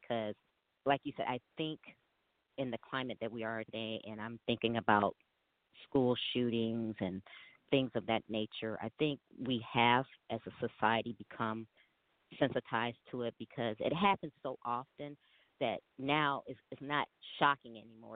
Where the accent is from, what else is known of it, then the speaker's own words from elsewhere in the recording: Chicago, Illinois, United States; I am originally from Chicago, Illinois